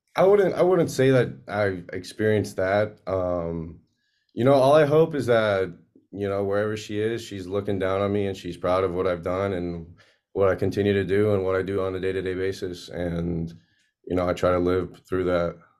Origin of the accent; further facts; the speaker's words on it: Pembroke Pines, Florida, United States; born and raised in Pembroke Pines, Florida